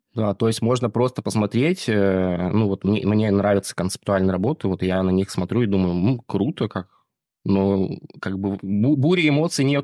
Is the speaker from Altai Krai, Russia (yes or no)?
yes; Barnaul, Altai Krai, Russia; moved away; я вообще родом из Барнаула